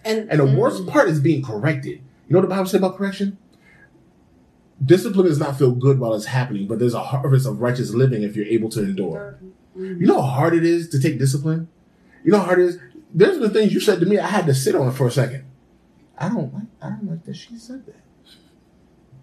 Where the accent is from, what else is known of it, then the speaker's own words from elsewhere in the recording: Bloomfield, United States; We grew up in Bloomfield